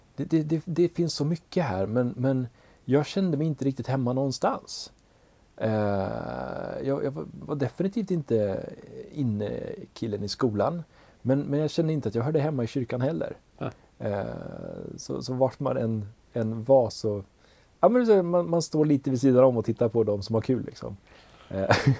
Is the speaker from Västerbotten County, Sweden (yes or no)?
yes; Umeå, Västerbotten County, Sweden; accent: Norrland; now in Ludvika, Sweden; när man pratar som en norrlänning